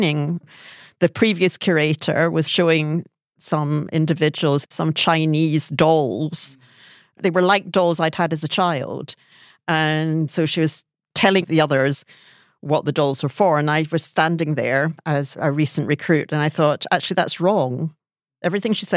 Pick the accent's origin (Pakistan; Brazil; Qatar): Brazil; moved away; also born or lived in Singapore / Africa; I was born in Brazil, so that's where part of my family's from.